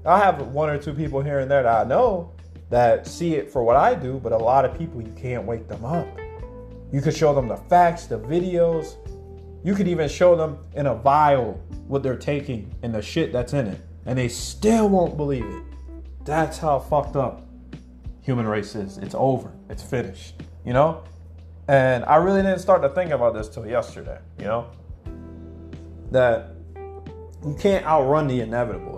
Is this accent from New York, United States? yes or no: no; Anchorage, Alaska, United States; moved away as an adult; now in Mexico; I grew up in Anchorage, Alaska. So I grew up back home